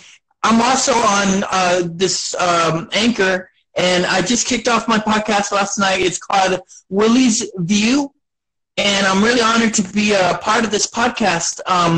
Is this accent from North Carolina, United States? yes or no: no; Beeville, Texas, United States; I was born here. I was born here in South Texas and in Beeville, Texas. And it's my home little, you know, my home little town.